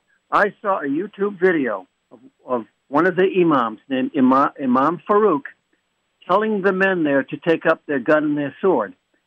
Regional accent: Boston, Massachusetts, United States; now in Tucson, United States; I'm here in Tucson, but I'm originally from Boston.

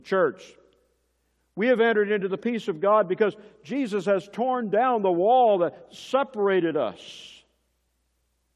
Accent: Tennessee, United States; I come from Tennessee. One of the heroes of our home state there is Andrew Jackson

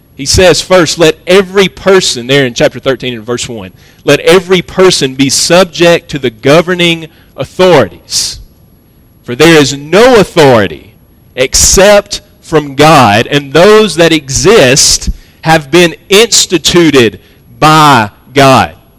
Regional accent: United States; as American Protestants

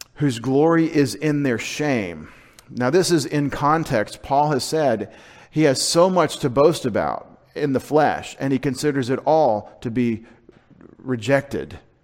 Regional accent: United States; connect my historic setting as an American nationally with my faith as a Christian

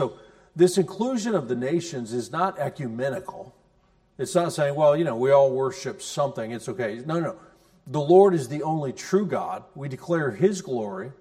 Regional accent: United States; as American Christians, we really do believe that Jesus is the only way.

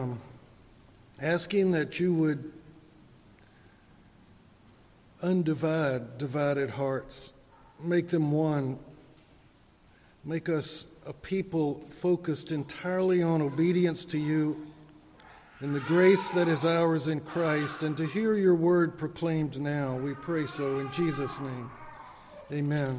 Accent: Lakeside, United States; I grew up in Lakeside

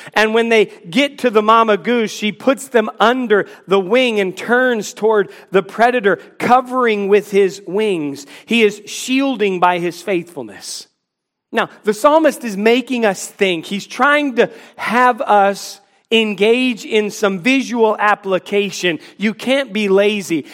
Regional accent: Washington, District of Columbia, United States; now in Charlotte, United States; I grew up in the Washington, D C area

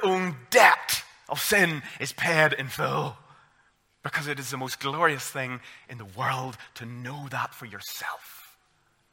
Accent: Armagh, Northern Ireland, United Kingdom; I'm from Armagh

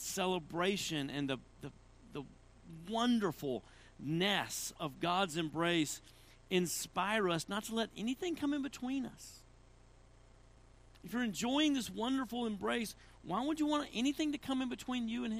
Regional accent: Tennessee, United States; I'm from Tennessee

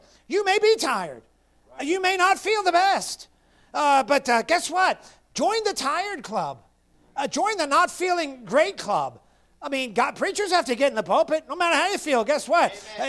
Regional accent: Florida, United States; And you know, I'm from Florida and I have thin blood and I just can't do it.

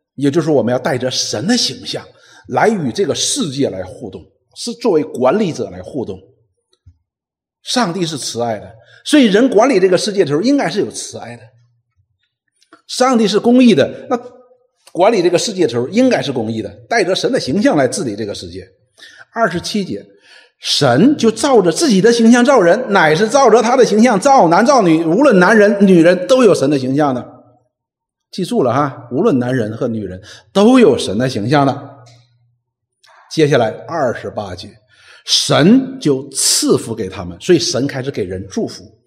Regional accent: China; 我们中国人

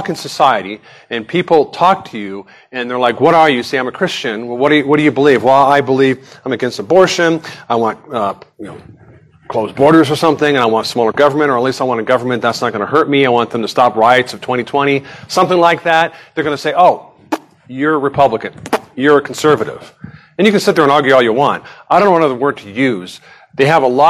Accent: Nevada, United States; I grew up in Nevada

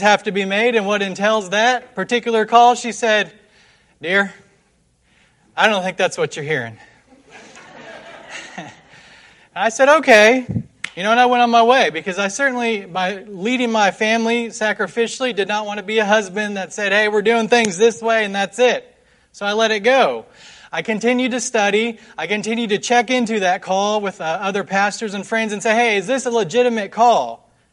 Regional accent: West Jefferson, North Carolina, United States; I'm from West Jefferson in Nash County, North Carolina. It's a small little mountain town

